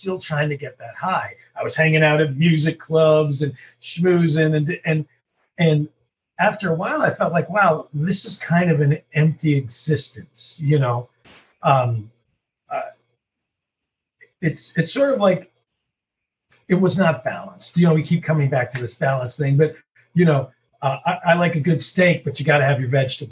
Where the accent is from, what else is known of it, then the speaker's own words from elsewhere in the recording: Canada; moved away; also born or lived in St. Louis; I'm from Canada originally